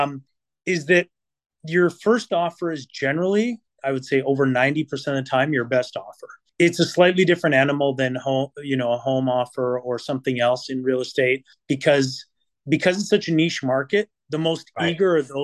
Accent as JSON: {"language": "English", "town": "Vancouver", "region": "British Columbia", "country": "Canada", "also_born_or_lived": "Italy / Toronto", "moved": "yes", "lives_now": "Burlington, Canada", "said": "I am from Vancouver"}